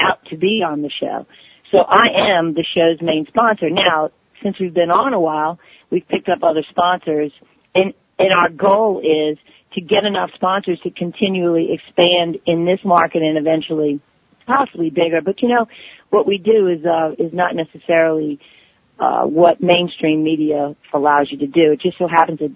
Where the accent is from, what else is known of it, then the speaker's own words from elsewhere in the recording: New Orleans, Louisiana, United States; I'm born and raised in New Orleans and went to school here